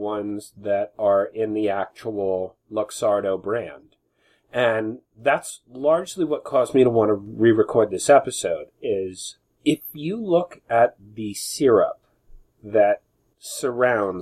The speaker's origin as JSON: {"language": "English", "country": "United States", "said": "I'm American"}